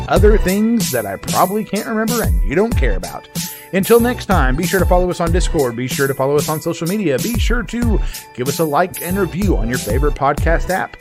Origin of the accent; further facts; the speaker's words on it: Oklahoma, United States; I grew up in Oklahoma